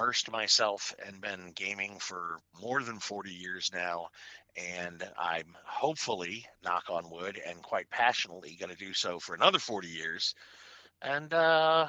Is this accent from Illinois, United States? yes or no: yes; Chicago, Illinois, United States; also born or lived in Ohio / Western Pennsylvania; I was born in Ohio, moved to Western Pennsylvania, grew up in Chicago